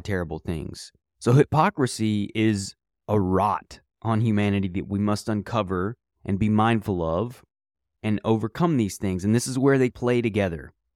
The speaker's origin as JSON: {"language": "English", "country": "United States", "said": "as an American"}